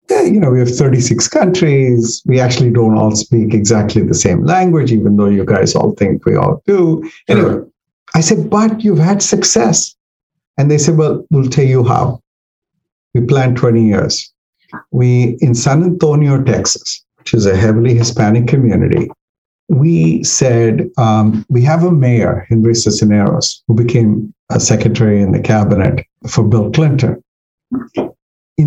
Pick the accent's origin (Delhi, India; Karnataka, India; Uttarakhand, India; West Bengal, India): Delhi, India; moved away as an adult; also born or lived in Eastern Kentucky; now in Northern Virginia, United States; I came from Delhi, which was even in those days, like 6 million people.